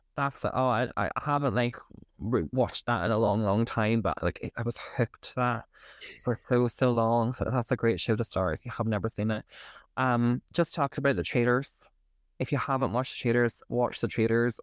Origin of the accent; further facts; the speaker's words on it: County Derry, Northern Ireland, United Kingdom; growing up in County Derry.